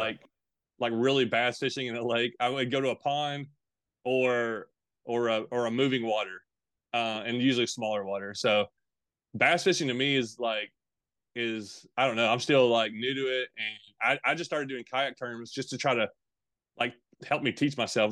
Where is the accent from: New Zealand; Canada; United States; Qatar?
United States; Tennessee; also born or lived in Bowling Green, Kentucky / Campbellsville, Kentucky; I was born in Bowling Green, Kentucky, lived in Campbellsville, Kentucky for a little bit, and lived most of my life in Tennessee, though, Middle Tennessee and Eastern Tennessee, kinda back and forth.